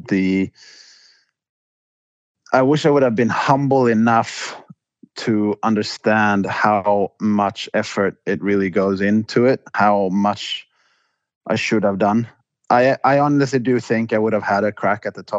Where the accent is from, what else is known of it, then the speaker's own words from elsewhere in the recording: Båstad, Skåne, Sweden; moved away as an adult; also born or lived in Stockholm / London; I grew up in Båstad